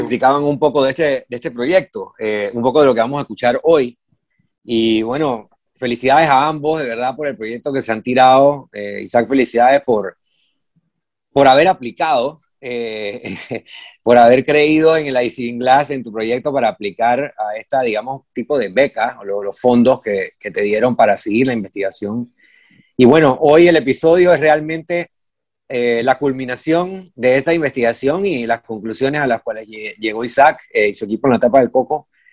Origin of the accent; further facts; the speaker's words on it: Panama; cuando tú creces y, y pasas tiempo en Panamá y siendo panameño